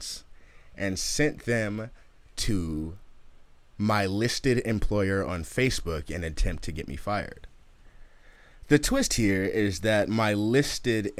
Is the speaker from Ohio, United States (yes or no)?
no; Oakland, California, United States; I'm from Oakland.